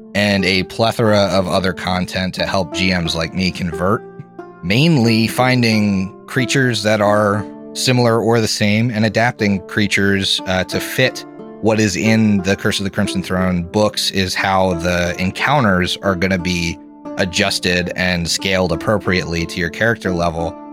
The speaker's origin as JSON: {"language": "English", "town": "Philadelphia", "region": "Pennsylvania", "country": "United States", "moved": "as an adult", "lives_now": "Columbus, United States", "said": "I'm from Philadelphia, actually, and mm-hmm. I now live in Columbus"}